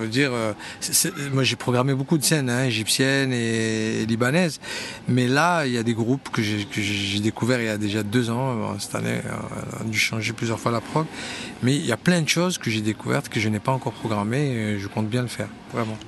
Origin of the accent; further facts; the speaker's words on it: Montpellier, Occitania, France; je suis un enfant de Montpellier, mais, euh, j'ai grandi à Montpellier